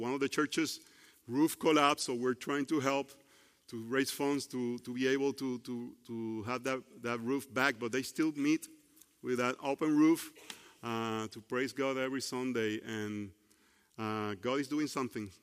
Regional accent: Puerto Rico; English is a second language; now in United States; I grew up in Puerto Rico

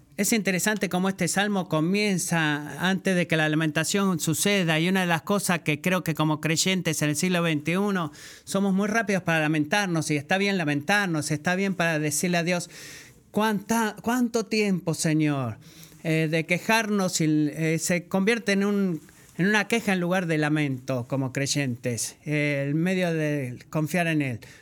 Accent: Puerto Rico; soy de Puerto Rico

